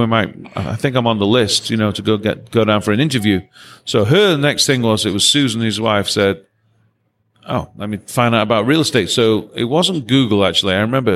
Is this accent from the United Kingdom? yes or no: yes; England, United Kingdom; now in Nashville, United States; Well, I'm from England. And, what are you doing in Nashville? Oh, I'm a drummer and I came here.